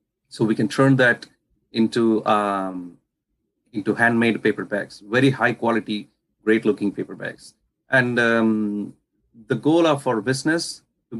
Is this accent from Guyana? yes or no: no; India; I come from India, so where we use agarbattis or incense sticks for pujas and stuff like worship.